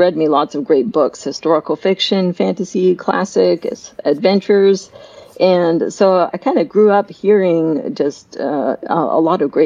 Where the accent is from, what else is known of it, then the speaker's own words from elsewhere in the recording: Canada; moved away; I'm from Canada originally, so we do learn French